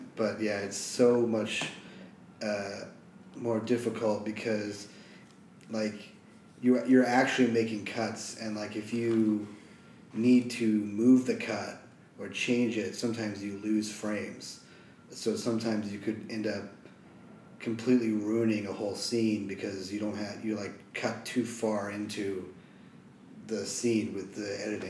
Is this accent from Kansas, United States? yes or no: yes; Wichita, Kansas, United States; In Kansas.